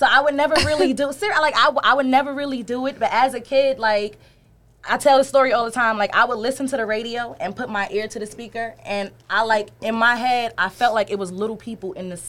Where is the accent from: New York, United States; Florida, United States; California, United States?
New York, United States; moved away; also born or lived in North Carolina; Growing up in New York as a kid, it was hard, but it was great.